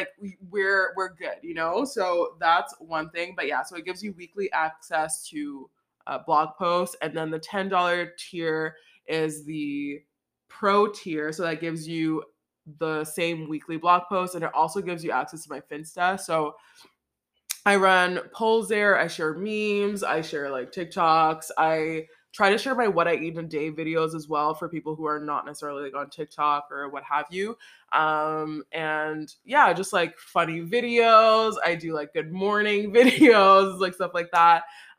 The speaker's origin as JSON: {"language": "English", "town": "Montreal", "region": "Quebec", "country": "Canada", "said": "That I'm not French. I'm from Montreal."}